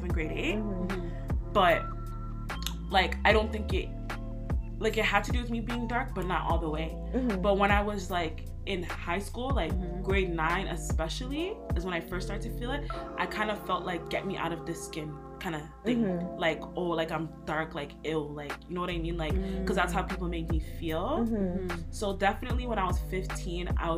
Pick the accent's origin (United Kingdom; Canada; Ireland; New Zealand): Canada; I was born here